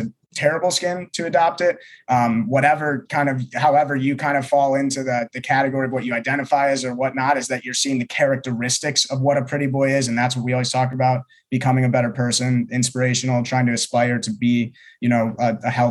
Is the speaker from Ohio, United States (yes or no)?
yes; Ohio, United States; now in Los Angeles, United States; I grew up in Ohio.